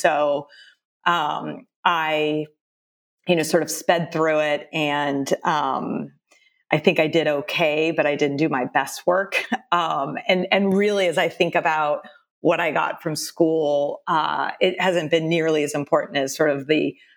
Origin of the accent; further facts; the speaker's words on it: San Jose, California, United States; also born or lived in Austin, Texas / Cupertino, California; I was born in San Jose, but we spent 7 years in Austin, Texas, my family, from fourth grade to about a sophomore in high school.